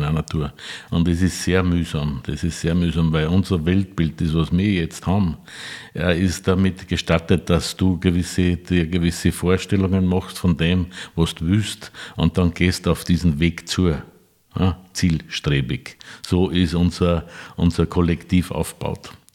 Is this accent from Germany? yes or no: no; Neukirchen an der Enknach, Upper Austria, Austria; Ich bin aus Neukirchen an der Enknach.